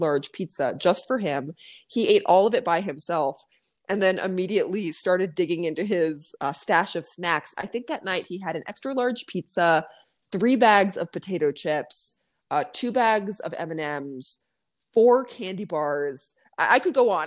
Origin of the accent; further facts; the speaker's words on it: Arizona, United States; moved away as an adult; now in Mexico; I was born and raised in Arizona.